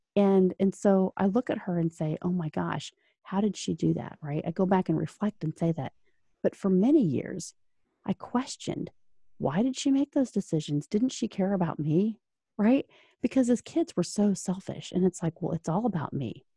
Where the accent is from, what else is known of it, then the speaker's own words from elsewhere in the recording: Orlando, Florida, United States; now in Indianapolis, United States; I was originally from Orlando, so, uh, you know, and a Florida native that moved to Indiana North